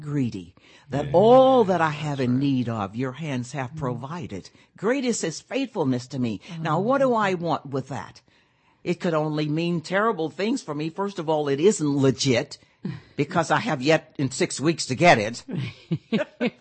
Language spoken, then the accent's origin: English; Pine Bluff, Arkansas, United States; my hometown, I'm from Pine Bluff, Arkansas